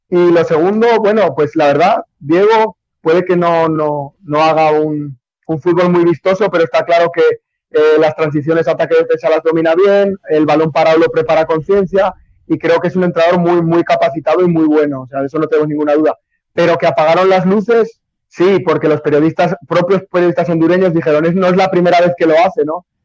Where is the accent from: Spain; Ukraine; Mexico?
Spain; moved away as an adult; now in Nicaragua; soy español, me siento muy feliz en Nicaragua